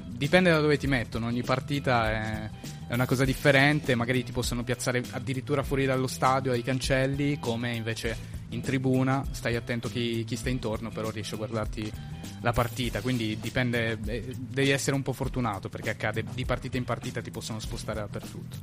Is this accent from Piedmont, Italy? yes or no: yes; Turin, Piedmont, Italy; Io sono di Torino, ho origini da parte di, della famiglia di mio padre sarde e dalla famiglia di mia madre calabresi